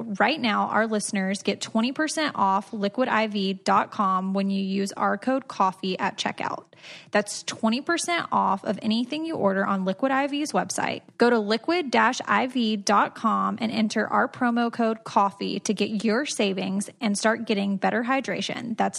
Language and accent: English; Georgia, United States; And I'm from Georgia, so